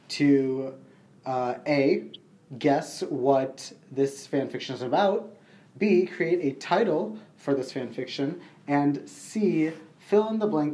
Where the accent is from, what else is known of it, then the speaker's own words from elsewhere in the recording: Sri Lanka; I am Sri Lankan